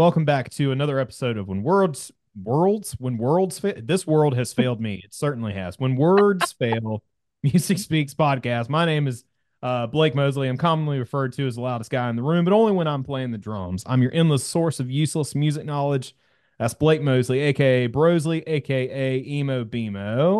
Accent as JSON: {"language": "English", "town": "Sumter", "region": "South Carolina", "country": "United States", "tie": "born or raised there", "said": "So in my hometown of Sumter, South Carolina, we have a rock station, 94.7."}